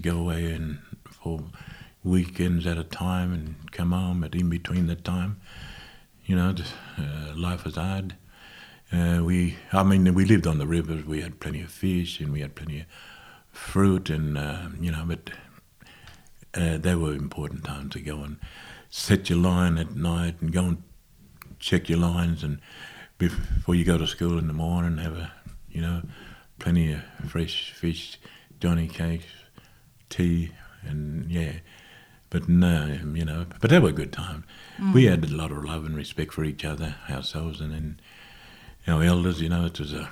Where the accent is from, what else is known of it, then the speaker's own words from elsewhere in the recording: Toomelah, New South Wales, Australia; also born or lived in Moree, New South Wales; I grew up in Tumala